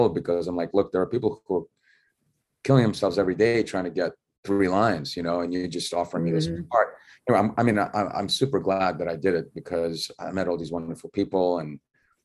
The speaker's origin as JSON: {"language": "English", "town": "New York City", "region": "New York", "country": "United States", "tie": "born or raised there", "also_born_or_lived": "Russia", "said": "Growing up in Bensonhurst"}